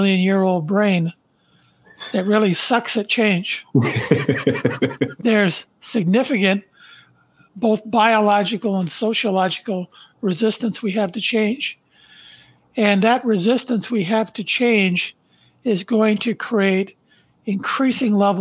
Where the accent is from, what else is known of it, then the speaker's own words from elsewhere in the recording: Brantford, Ontario, Canada; I was born in Brantford, Ontario, Canada, on December 1st, 1953. Our family lived in a small two-bedroom post-World War II bungalow where my mom and dad raised three boys